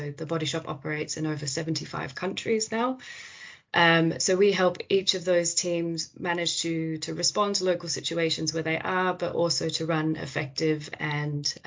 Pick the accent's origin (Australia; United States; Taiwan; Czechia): Australia; moved away; Australia, which is where I'm from